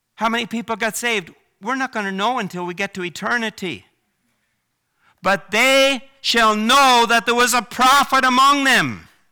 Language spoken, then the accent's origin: English; Prince Edward Island, Canada; moved away as an adult; also born or lived in Vancouver, British Columbia; I grew up in Prince Edward Island